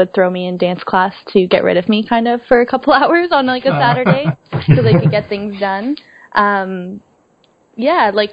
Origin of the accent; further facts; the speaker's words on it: Pickering, Ontario, Canada; I'm from Pickering, Ontario, which is east of Toronto